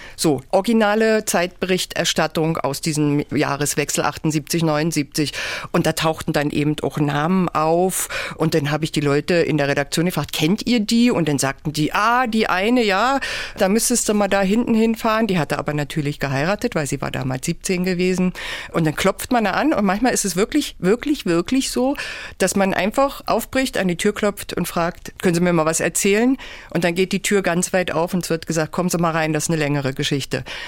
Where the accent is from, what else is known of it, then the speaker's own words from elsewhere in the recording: Haldensleben, Saxony-Anhalt, Germany; also born or lived in Magdeburg; ich bin Jahrgang 67 und in Haldensleben geboren